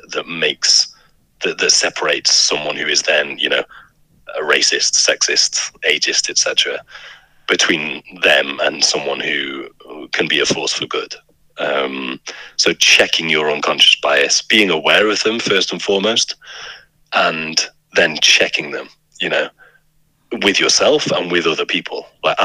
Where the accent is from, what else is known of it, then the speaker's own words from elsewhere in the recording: United Kingdom; I'm a white British man